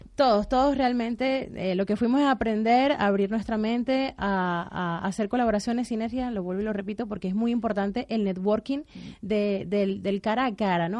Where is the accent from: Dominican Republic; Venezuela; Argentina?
Venezuela; moved away as an adult; also born or lived in Spain; now in Netherlands; Yo soy venezolana y por ende tengo esa afinidad